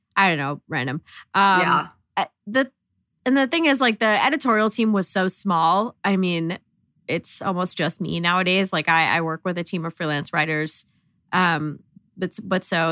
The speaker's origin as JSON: {"language": "English", "area": "Long Island", "region": "New York", "country": "United States", "said": "I'm from Long Island"}